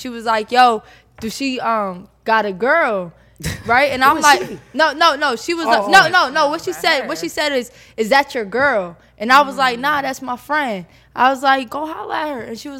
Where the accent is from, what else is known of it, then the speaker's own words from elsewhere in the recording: Pennsylvania, United States; now in Atlanta, United States; I'm from Pennsylvania